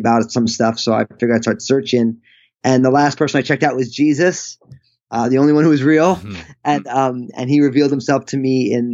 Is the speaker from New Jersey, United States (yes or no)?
yes; New Jersey, United States; I grew up, I'm all Italian from the Northeast, New Jersey